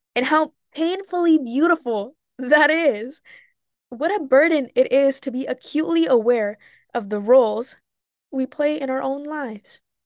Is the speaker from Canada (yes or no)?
no; Mexico; now in United States; I grew up in Mexico for a lot of my life, going back and forth during the summers